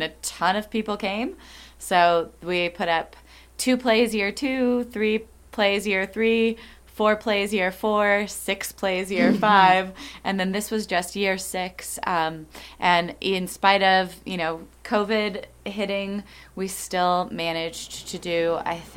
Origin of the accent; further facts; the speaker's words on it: Flagstaff, Arizona, United States; Flagstaff is my hometown, and I always wanted to come back here and live here